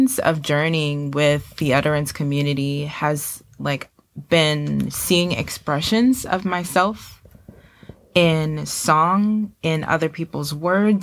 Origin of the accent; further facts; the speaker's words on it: United States; now in West Palm Beach, United States; I'm originally from New York, New Jersey.